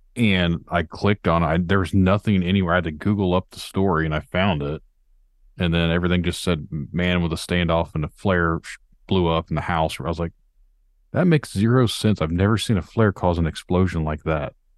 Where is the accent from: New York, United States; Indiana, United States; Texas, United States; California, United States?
Indiana, United States; I'm from Indiana